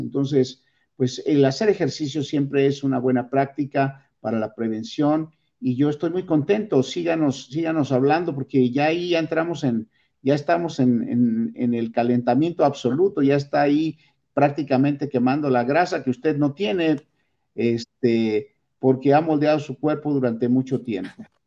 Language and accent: Spanish; Mexico; nuestra dieta como mexicanos